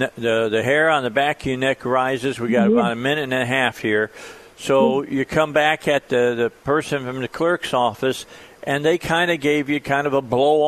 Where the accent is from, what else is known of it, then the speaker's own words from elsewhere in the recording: outside of Chicago, Illinois, United States; now in Arkansas, United States; I grew up outside of Chicago.